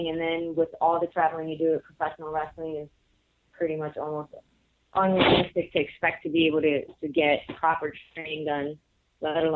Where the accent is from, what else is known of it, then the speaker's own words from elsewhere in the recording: Puerto Rico; now in United States; when I came from Puerto Rico, I started uh, in Chicago, the Chicago area